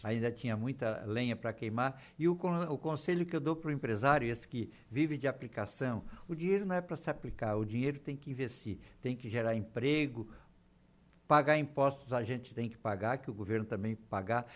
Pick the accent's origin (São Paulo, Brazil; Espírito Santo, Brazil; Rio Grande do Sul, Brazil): Rio Grande do Sul, Brazil; Torres; moved away as an adult; also born or lived in São João do Sul, Santa Catarina; now in Araranguá, Brazil; Nasci em Santa Catarina, mas me criei em Torres. A minha infância, dos, sete, dos anos até os vinte. foi em Torres